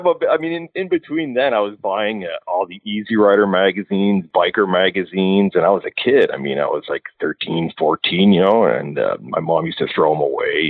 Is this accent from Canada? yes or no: yes; Alberta, Canada; I grew up in Alberta